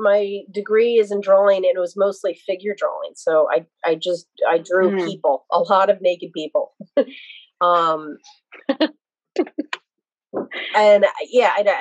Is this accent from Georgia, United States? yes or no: no; Lansdale, Pennsylvania, United States; also born or lived in Reading, Pennsylvania / State College, Pennsylvania / Norristown, Pennsylvania; now in Philadelphia, United States; we ended up settling in Lansdale, Pennsylvania. Lansdale is where I've lived the longest until I moved to Philadelphia